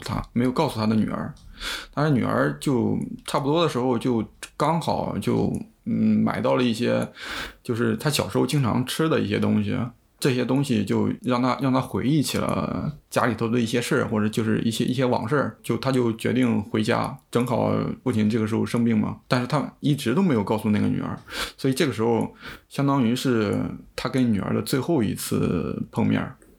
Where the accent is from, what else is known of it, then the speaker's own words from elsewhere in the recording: Shandong, China; moved away as an adult; now in Europe; 我来自山东